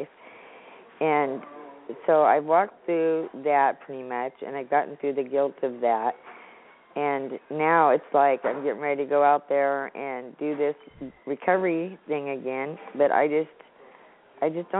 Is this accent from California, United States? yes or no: yes; Modesto, California, United States; I'm from Modesto, California